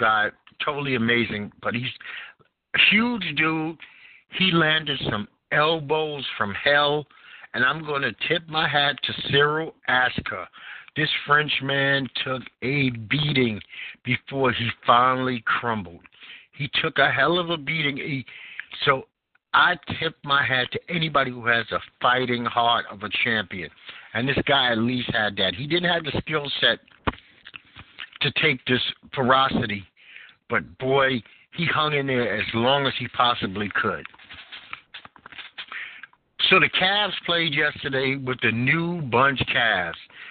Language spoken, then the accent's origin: English; New York City, New York, United States; moved away; I'm from Brooklyn, New York originally, so I love four seasons